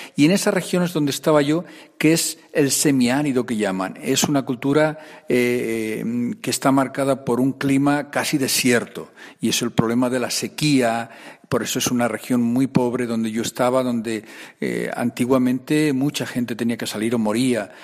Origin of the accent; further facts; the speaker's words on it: Aranda de Duero, Castile and León, Spain; Pues soy de Burgos también, de otra región, soy más de la región de Aranda de Duero